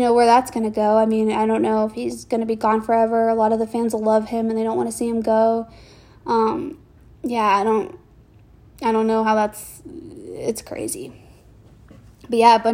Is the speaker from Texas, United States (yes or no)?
yes; Houston, Texas, United States; I'm from Houston